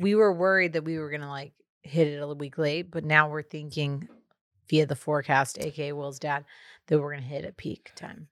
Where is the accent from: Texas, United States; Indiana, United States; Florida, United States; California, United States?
Texas, United States; as a Texan